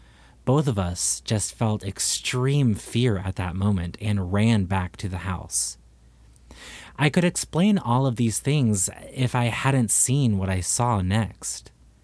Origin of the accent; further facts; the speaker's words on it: Texas, United States; I was raised in Texas, and I've heard many, but this was not an owl.